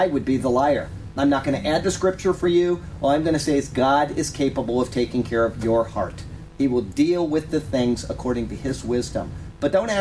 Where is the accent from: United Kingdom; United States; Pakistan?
United States; Sarasota, Florida; I was born in Sarasota, Florida.